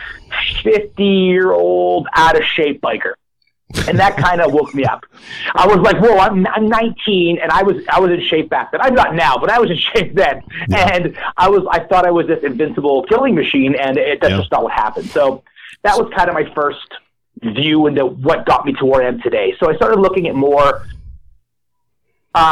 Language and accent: English; Edmonton, Alberta, Canada; I started in Taekwondo because Edmonton is the Taekwondo capital of Canada.